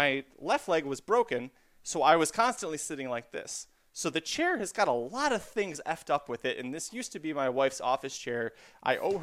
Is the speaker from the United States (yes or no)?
yes; Kalamazoo, Michigan, United States; I'm from Kalamazoo, Michigan.